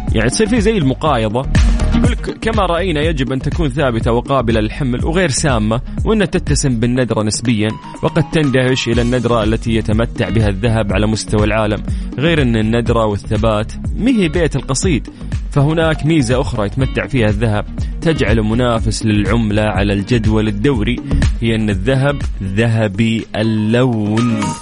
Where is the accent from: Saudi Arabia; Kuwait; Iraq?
Saudi Arabia; عندنا في المملكة العربية السعودية